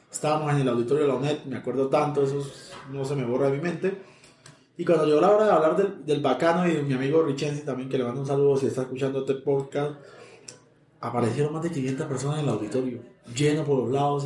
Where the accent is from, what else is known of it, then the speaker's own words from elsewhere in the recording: Táchira, Venezuela; accent: Colombian; moved away as an adult; also born or lived in Houston, United States; now in Bogotá, Colombia; yo tengo una voz de colombiano, pero pues eh, yo he vivido toda mi vida en Venezuela, me considero más venezolano que colombiano. 33 eh, años pasé mi vida en el Táchira, yo me considero andino